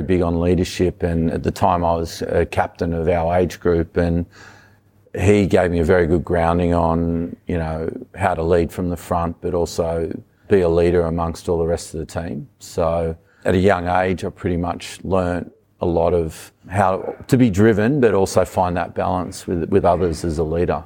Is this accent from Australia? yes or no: yes; Sydney, New South Wales, Australia; also born or lived in Wollongong; Grew up on the northern beaches.